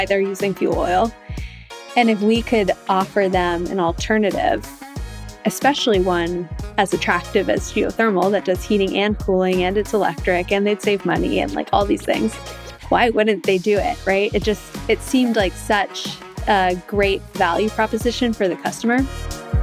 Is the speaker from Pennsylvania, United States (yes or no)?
no; New Hampshire, United States; I grew up in New Hampshire